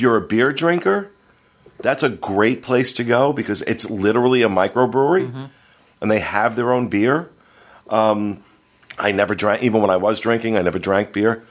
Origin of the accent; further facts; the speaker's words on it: Ocean Grove, New Jersey, United States; I grew up on the Jersey Shore. That's home for me, a little town called Ocean Grove, which is right next to Asbury Park